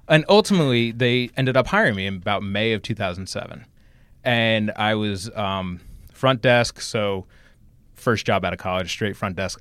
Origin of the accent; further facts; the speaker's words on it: High Bridge, New Jersey, United States; I grew up in New Jersey, exit eighteen